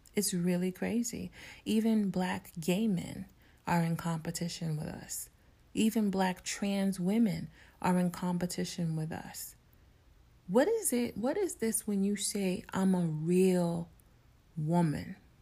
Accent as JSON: {"language": "English", "town": "New York City", "region": "New York", "country": "United States", "tie": "born or raised there", "said": "In my neighborhood growing up in New York City"}